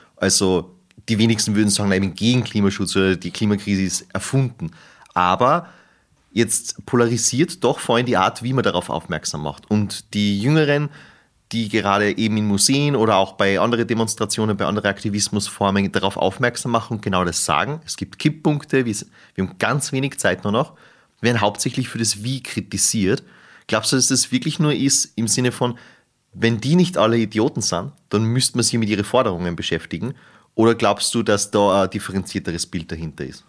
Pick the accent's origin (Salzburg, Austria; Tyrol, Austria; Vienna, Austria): Salzburg, Austria; moved away; ich komme aus Salzburg